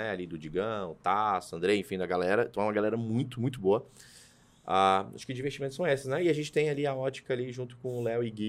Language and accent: Portuguese; Taguatinga, Federal District, Brazil; eu e o Rô somos pessoas que foram nascidas e criadas em Taguatinga.